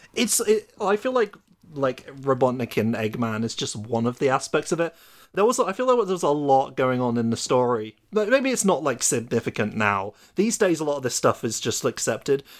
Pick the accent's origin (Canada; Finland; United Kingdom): United Kingdom; coming from me as the British person